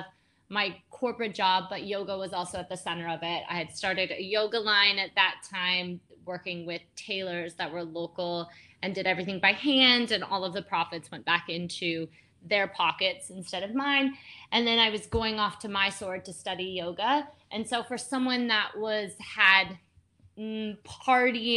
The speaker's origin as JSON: {"language": "English", "country": "United States", "moved": "as an adult", "lives_now": "India", "said": "I'm from the States"}